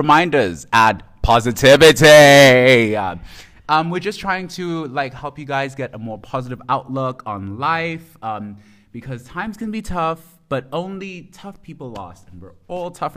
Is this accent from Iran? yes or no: no; South Africa; I'm South African